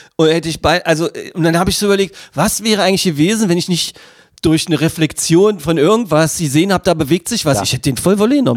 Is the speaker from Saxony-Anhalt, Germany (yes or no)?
yes; Magdeburg, Saxony-Anhalt, Germany; ich als Magdeburger mit 50 Jahren, hier aufgewachsen, mit Elbewasser getaucht, hier geboren